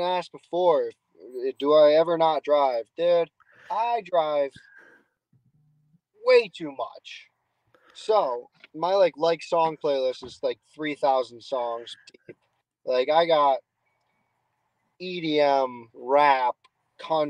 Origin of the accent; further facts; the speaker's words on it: Boston, Massachusetts, United States; accent: Boston Northeast; my Boston Northeast accent